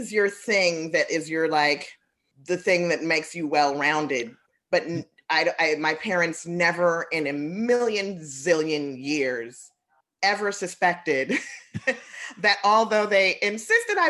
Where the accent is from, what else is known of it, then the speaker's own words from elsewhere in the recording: Chicago, Illinois, United States; I'm from the South Side.